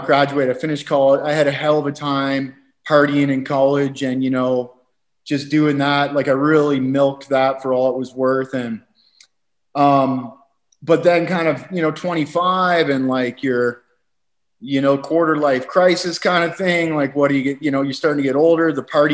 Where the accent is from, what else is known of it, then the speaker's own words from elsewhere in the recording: Walkerton, Ontario, Canada; moved away as an adult; also born or lived in Calgary / Costa Rica; growing up in Canada, you know, I grew up in a small town, 5,000 people, very, very kind of uneventful, boring, rural Canadian community, about 2 hours outside of Toronto